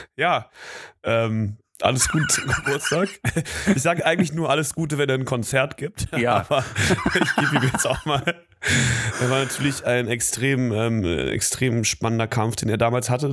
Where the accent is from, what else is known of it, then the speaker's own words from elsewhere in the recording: Berlin, Germany; Ich komme ja aus Berlin, aus Südberlin